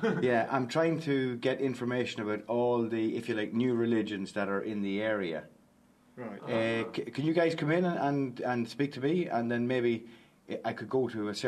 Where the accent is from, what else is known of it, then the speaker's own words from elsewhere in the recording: Belturbet, Ulster, Ireland; It's a beautiful Saturday morning in my hometown in Belturbet, and I currently live in a small estate